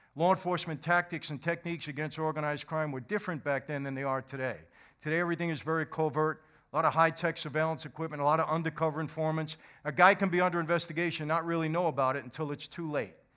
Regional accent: New York, United States; I grew up in New York where there are five organized crime families.

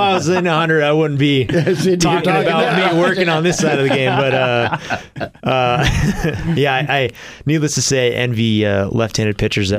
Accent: Temecula, California, United States; Yeah, so I'm from Southern California. {S1} Okay. {S3} A town called Temecula. It's about an hour north of San Diego.

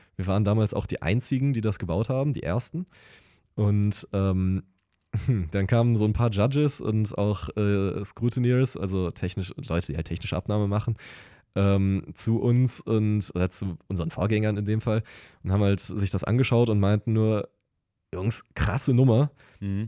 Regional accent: Lüdenscheid, North Rhine-Westphalia, Germany; moved away as an adult; now in Siegen, Germany; ich komme eigentlich aus Lüdenscheid

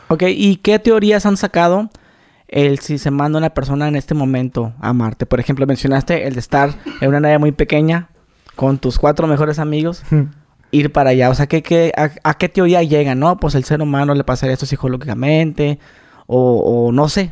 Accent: Mexicali, Baja California, Mexico; en Mexicali, yo soy de Mexicali

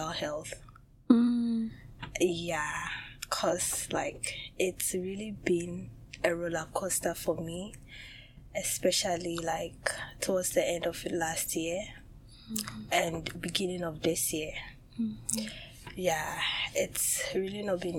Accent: Ghana; moved away as an adult; now in Russia; I'm from Ghana and I've been in Russia for 4 years now.

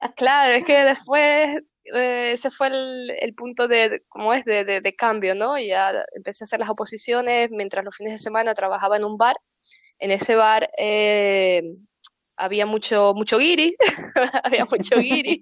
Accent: Santa Cruz de La Palma, Canary Islands, Spain; moved away as an adult; also born or lived in Venezuela; now in Beilen, Netherlands; nos volvimos otra vez a, a La Palma, ¿no? y ya estaba yo más o menos grandecita y nada, allí crecí y, y nada, pues eh, nada, estudié toda mi vida allí

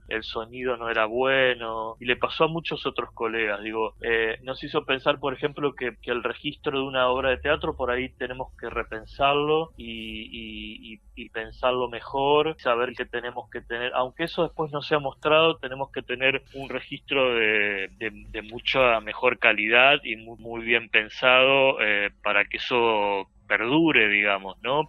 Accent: Argentina; moved away; es mi ciudad natal

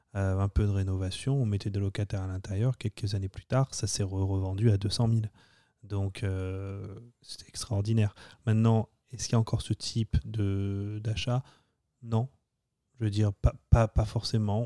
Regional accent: France; accent: French; moved away as an adult; now in United States; Tu viens d'arriver, euh, tu as 24 ans, et puis tu t'essayes de parler euh, avec ton accent français à des Américains

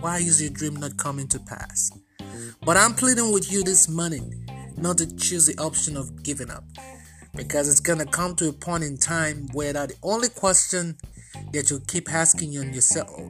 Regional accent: Nigeria; now in United States; I am originally Nigerian. At the moment, I'm also Nigerian American

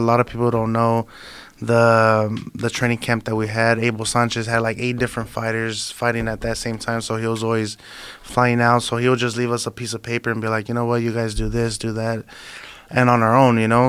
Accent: Imperial Valley, California, United States; I was going back and forth from my hometown, you know, because I live in Imperial Valley

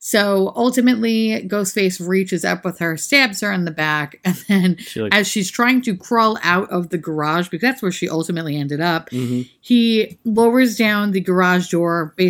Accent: New York City, New York, United States; we're from New York City

